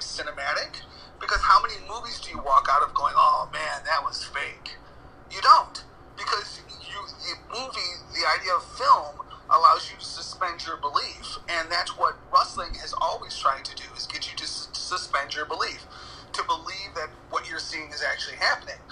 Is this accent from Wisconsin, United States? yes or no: no; Hammond, Indiana, United States; I'm from Hammond